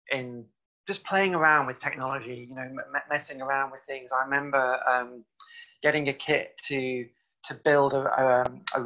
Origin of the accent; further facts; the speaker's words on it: South Cheshire, North West England, United Kingdom; moved away; also born or lived in Llandudno, North Wales; I'm originally from Cheshire, South Cheshire in the UK. I went to school around there. Then I also went to school in North Wales. So partly grew up in North Wales, Llandudno